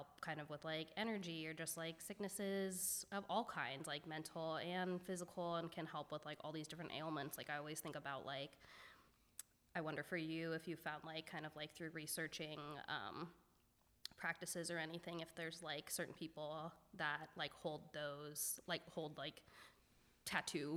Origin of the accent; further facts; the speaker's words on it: Bay Area, California, United States; I grew up in the Bay Area